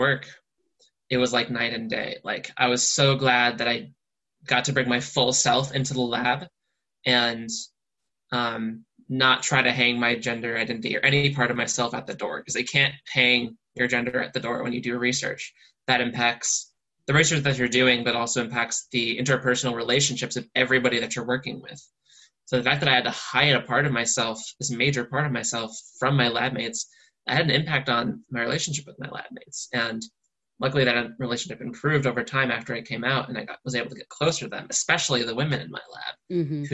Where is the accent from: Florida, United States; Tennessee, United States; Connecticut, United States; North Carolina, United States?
Connecticut, United States; near Waterbury; I grew up in the rich white town next door